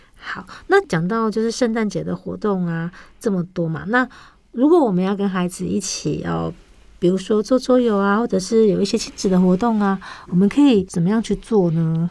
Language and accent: Chinese; Taiwan; 营养口粮是我们台湾很久以来，就是已经很久呃。应该说很久之前就有一种东西